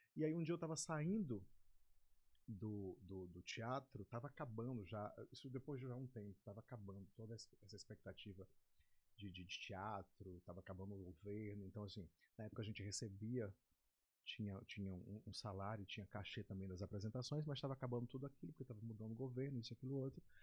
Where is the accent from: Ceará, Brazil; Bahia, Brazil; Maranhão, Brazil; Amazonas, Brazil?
Maranhão, Brazil; Pinheiro; also born or lived in São Paulo / Rio de Janeiro / Belém; now in São Luís, Brazil; Eu sou natural de Pinheiro, Pinheiro Maranhão, Pinheiro. do interior do estado, da Baixada Maranhense. Eu nasci em Pinheiro, vim para cá com 13 anos